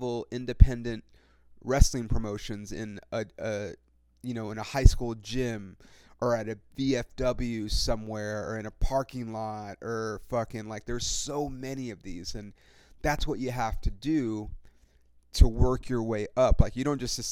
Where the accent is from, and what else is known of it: California, United States